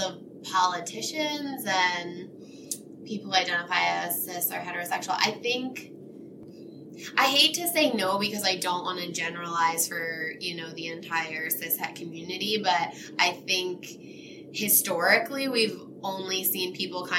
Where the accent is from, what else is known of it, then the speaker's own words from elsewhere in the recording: Selinsgrove, Pennsylvania, United States; I actually grew up here in Sealands Grove